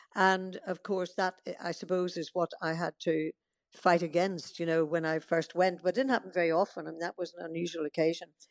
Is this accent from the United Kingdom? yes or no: yes; Northern Ireland, United Kingdom; moved away; also born or lived in Portadown / Dorking; I'm always Irish at heart. Um, I love going back to Northern Ireland